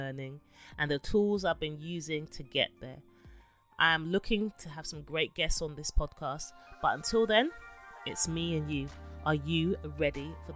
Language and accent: English; London, United Kingdom; born and raised in London